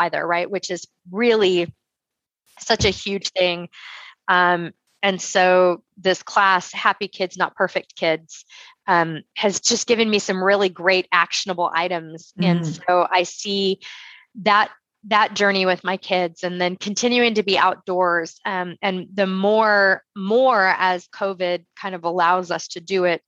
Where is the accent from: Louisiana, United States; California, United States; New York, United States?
California, United States; moved away as an adult; also born or lived in Rhode Island; now in Texas, United States; I'm from California